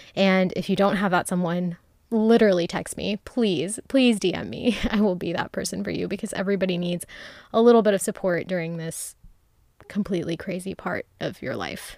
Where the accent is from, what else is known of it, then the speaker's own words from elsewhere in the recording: Ohio, United States; now in Texas, United States; I went home to Ohio